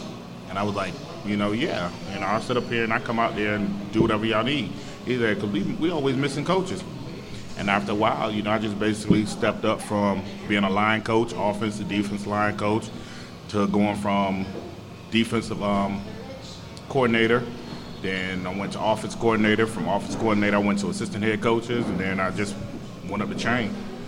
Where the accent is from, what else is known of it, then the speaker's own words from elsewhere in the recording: Virginia, United States; now in San Antonio, United States; See, I'm originally from Virginia.